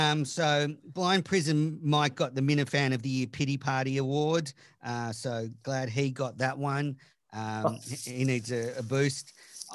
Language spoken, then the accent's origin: English; Australia; I'm Australian